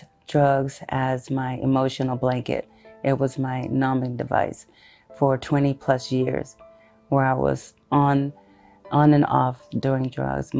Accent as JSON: {"language": "English", "town": "Shreveport", "region": "Louisiana", "country": "United States", "tie": "born or raised there", "also_born_or_lived": "Houston, Texas", "said": "I am originally from Houston, Texas, but was raised in Shreveport, Louisiana"}